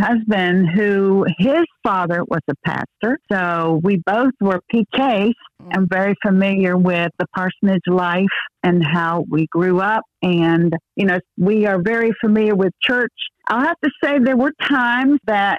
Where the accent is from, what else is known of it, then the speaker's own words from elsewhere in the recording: North Carolina, United States; moved away; also born or lived in Virginia; I'm a Tar Heel, which means I was born in North Carolina.